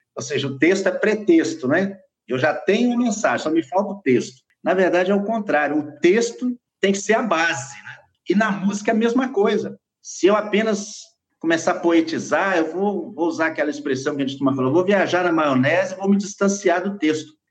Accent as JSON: {"language": "Portuguese", "region": "Minas Gerais", "country": "Brazil", "tie": "born or raised there", "said": "principalmente em Minas, lá na minha, na minha terra natal"}